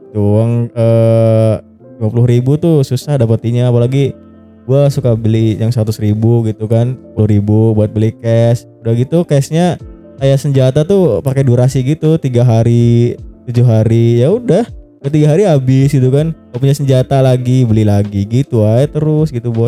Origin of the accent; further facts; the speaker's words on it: Java, Indonesia; accent: Ngapak; gua kan Jawa gitu kan, aku koe